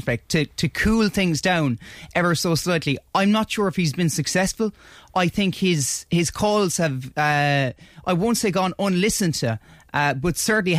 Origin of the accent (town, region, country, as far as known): Ireland